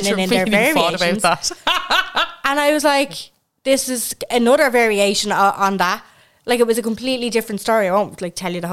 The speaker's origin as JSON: {"language": "English", "country": "Ireland", "said": "our kind of identity as Irish people"}